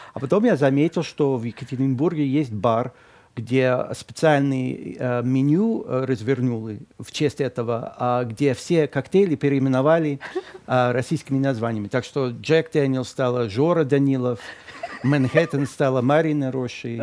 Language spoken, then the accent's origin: Russian; Boston, Massachusetts, United States; Russian is a second language; now in Moscow, Russia; мой родной город Бостон